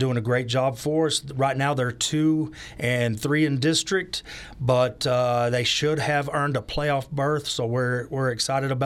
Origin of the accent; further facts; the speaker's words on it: Amarillo, Texas, United States; now in Dalhart, United States; I was born and raised in Amarillo, Texas.